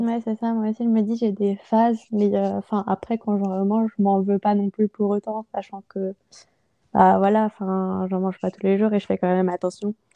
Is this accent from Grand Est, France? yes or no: yes; Strasbourg, Grand Est, France; moved away; also born or lived in Mulhouse; je suis originaire de Strasbourg